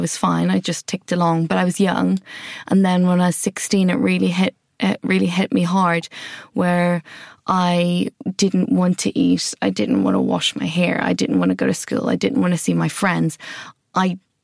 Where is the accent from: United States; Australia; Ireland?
Ireland; moved away as an adult; also born or lived in Wales; now in London, United Kingdom; if you haven't picked up from my accent already, I grew up in Ireland